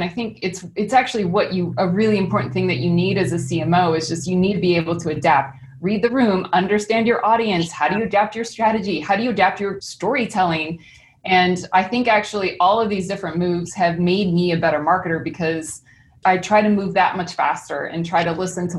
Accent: Missouri, United States; moved away; It was interesting because I moved from Missouri to New York. And that was probably the biggest culture shock before I moved over to Japan.

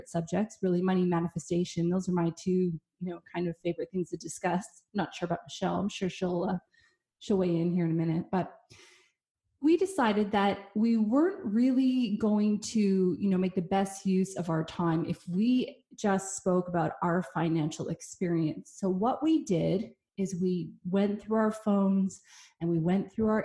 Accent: Canada; I'm Canadian

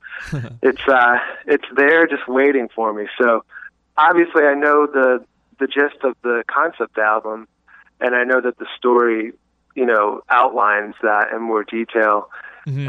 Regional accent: Greenville, South Carolina, United States; I'm from Greenville, South Carolina

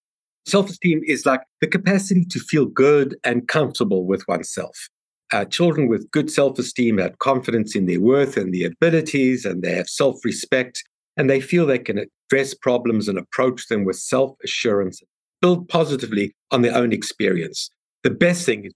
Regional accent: South Africa; moved away; my accent because I'm from South Africa

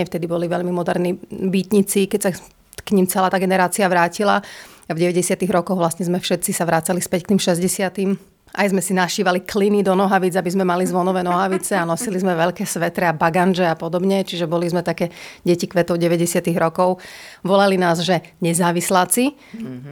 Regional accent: Prešov, Prešov Region, Slovakia; Vyrastala som v Prešove, kde bola vždy veľmi bohatá kultúrna scéna

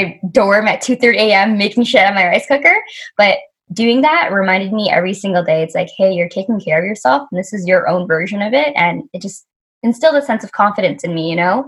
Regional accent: Vancouver, British Columbia, Canada; I grew up in Vancouver.

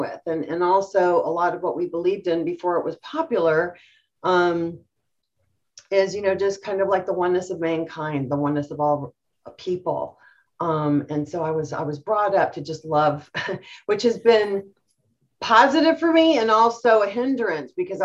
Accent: United States; also born or lived in Iran; I'm first generation born here in the United States

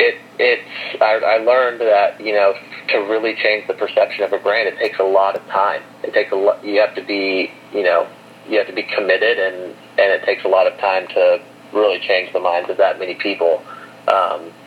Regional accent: Arkansas, United States; I grew up in Arkansas and went to the University of Arkansas

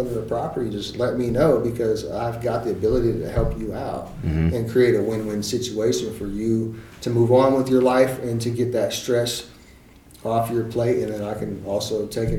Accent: Germany; born there; No, so I was actually born in Germany, and my dad was in the army.

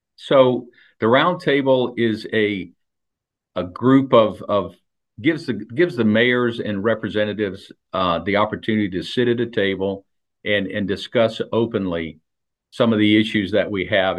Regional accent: South Daytona, Florida, United States; I grew up in South Daytona, and South Daytona was always a true bedroom community.

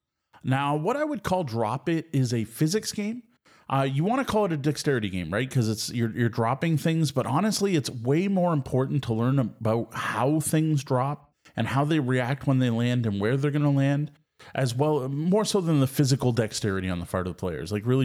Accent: Ontario, Canada; Now, growing up in Southwest Ontario, we are all very familiar with trick-taking games, and I honestly don't know anyone local who didn't spend their school lunch hour playing euchre.

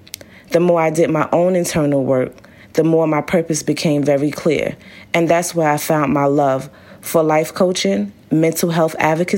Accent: Brooklyn, New York, United States; I grew up in Brooklyn, New York, where I live with my two parents and three older siblings. I come from very humble beginnings

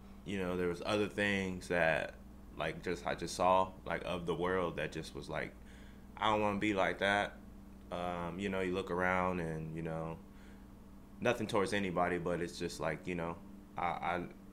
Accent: Oxnard, California, United States; now in Bakersfield, United States; I'm originally from Oxnard, California, but I live up here in Bakersfield, California

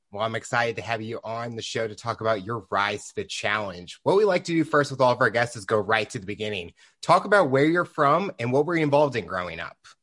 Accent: St. Louis, Missouri, United States; I'm from Saint Louis and living there all my life

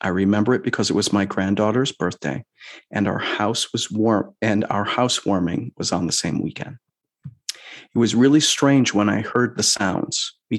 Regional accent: Chicago, Illinois, United States; now in Seattle, United States; my hometown, Chicago. Seattle, don't get me wrong, I love you very much, but we can't deny that I am Chicagoan.

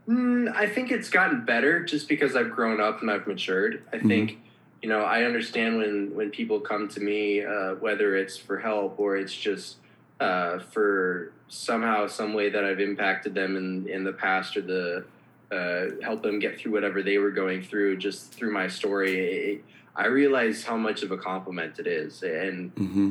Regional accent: Minneapolis, Minnesota, United States; moved away as an adult; also born or lived in Los Angeles; I grew up in Minneapolis, so by no means am I like a, a small town boy

